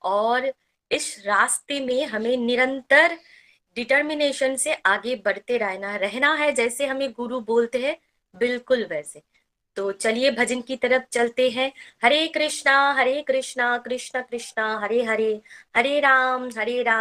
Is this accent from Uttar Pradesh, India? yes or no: no; West Bengal, India; है और मैं वेस्ट बंगाल से बिलोंग करती हूँ